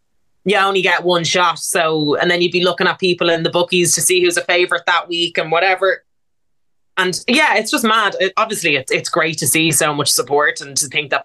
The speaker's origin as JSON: {"language": "English", "town": "Dublin", "region": "Leinster", "country": "Ireland", "said": "I'm from Baldoyle"}